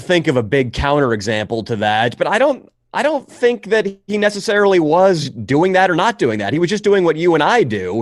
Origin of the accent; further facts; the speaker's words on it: Northern California, United States; I grew up in California, Northern California